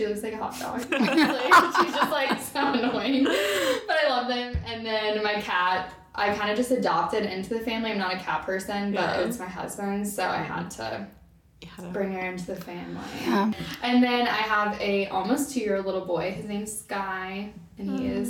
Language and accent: English; Northern Kentucky, United States; But I grew up in Northern Kentucky, kind of moved around before that, but we landed in Northern Kentucky